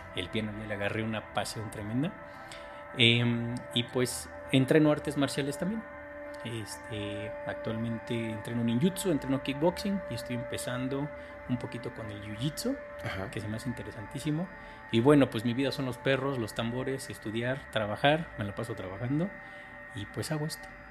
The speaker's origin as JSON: {"language": "Spanish", "country": "Mexico", "said": "soy mexicano, tengo 45 años"}